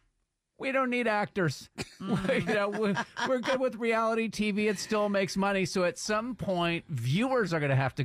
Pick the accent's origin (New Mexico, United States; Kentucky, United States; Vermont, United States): Vermont, United States; Brattleboro; now in Atlanta, United States; my hometown. I was working when I was 16 years old. I was working for my dad's friend. He owned a deli.